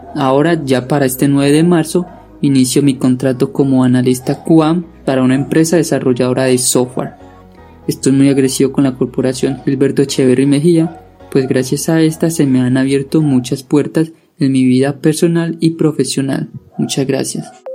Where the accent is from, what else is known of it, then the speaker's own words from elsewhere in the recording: Antioquia, Colombia; soy del municipio de Daiba, Antioquia